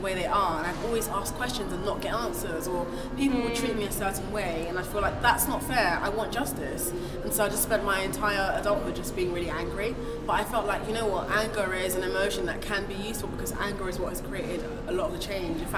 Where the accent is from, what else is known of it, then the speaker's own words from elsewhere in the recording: Nigeria; first language Igbo; English is a second language; I'm Nigerian, which is West Africa, and my Nigerian mother raised me in the Igbo language.